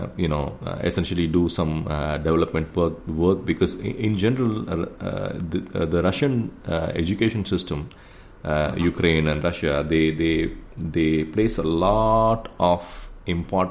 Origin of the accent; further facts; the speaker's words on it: India; we are the world's largest democracy